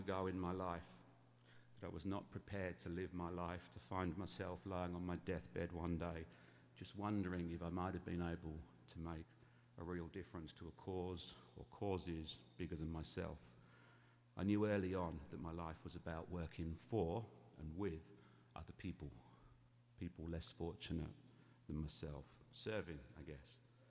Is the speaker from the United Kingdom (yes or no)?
yes; England, United Kingdom; And yes, obviously, as my accent betrays, I'm of English origin.